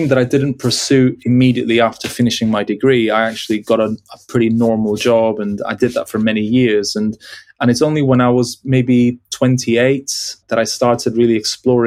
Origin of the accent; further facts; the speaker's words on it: Peru; moved away; being born and raised in Peru and traveling every 2 years to the UK to visit my dad's family